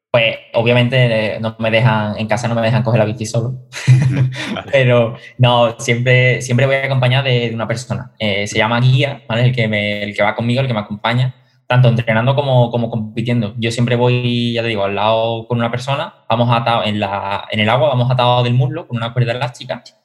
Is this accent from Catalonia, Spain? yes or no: no; Seville, Andalusia, Spain; el triatlón de aquí de mi ciudad, yo soy de Sevilla